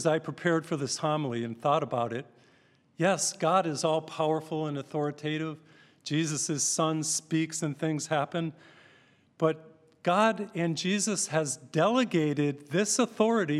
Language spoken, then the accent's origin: English; Massachusetts, United States; I grew up in Massachusetts